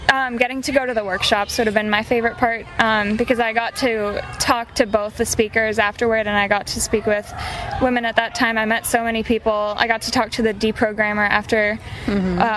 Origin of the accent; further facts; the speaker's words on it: Midwest, United States; Um, I'm from the Midwest.